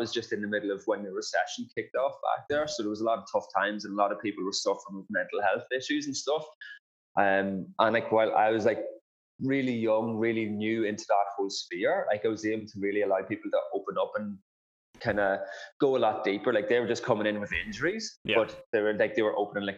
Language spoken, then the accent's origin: English; County Monaghan, Ireland; moved away as an adult; now in Perth, Australia; I grew up in rural Ireland, so a place called County Monaghan. And I basically grew up on a farm back home there. And I moved to Australia in 2011.